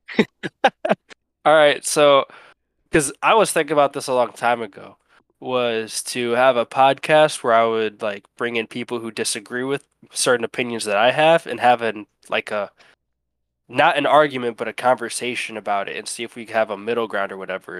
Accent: Ohio, United States; also born or lived in Cleveland, Ohio; now in Alabama, United States; Ohio. That's where I lived most of my life.

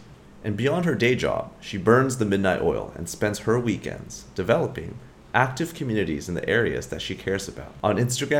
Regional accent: California, United States; now in Singapore; It sounds like we're both from California, and we're both thinking about, hey, reflecting on our time here in Singapore.

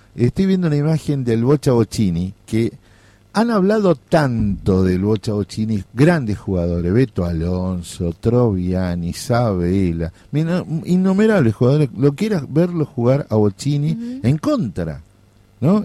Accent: Corrientes, Argentina; moved away; mi pueblo que es punto tripartito con Brasil y Uruguay

